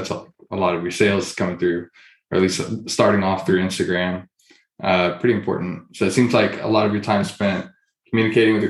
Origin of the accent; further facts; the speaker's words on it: Houston, Texas, United States; I'm from Houston, so go to like an Astros or Texans game growing up